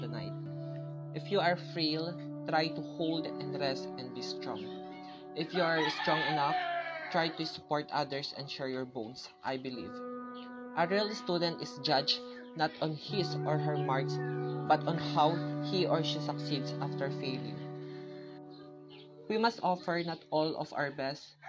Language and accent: English; La Suerte, Isabela, Philippines; I'm from La Suerte, Isabela